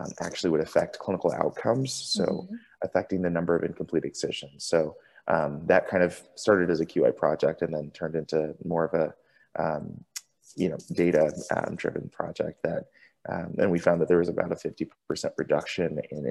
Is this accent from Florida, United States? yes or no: yes; Tampa, Florida, United States; moved away as an adult; now in San Francisco, United States; I grew up in Tampa and went to college at University of South Florida